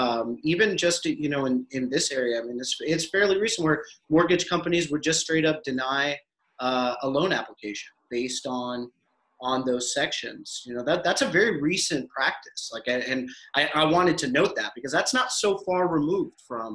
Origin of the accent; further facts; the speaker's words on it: United States; born there; I'm Pakistani, you know, I'm Pakistani American. I was born in the States, raised all over, but I mean, I'm a culturally American.